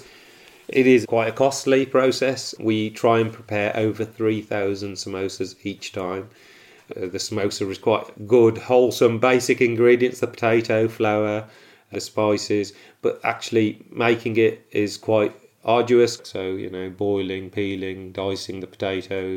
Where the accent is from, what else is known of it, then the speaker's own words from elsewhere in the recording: Wolverhampton, West Midlands, United Kingdom; I'm born and bred in Wolverhampton, live here with my family.